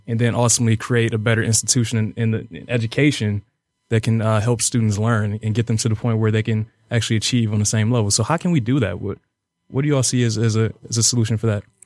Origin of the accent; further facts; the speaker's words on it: Detroit, Michigan, United States; We're all from Dete-, the city of Detroit